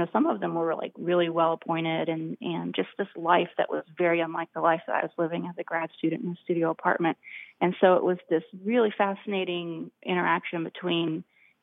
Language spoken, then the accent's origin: English; United States; as an American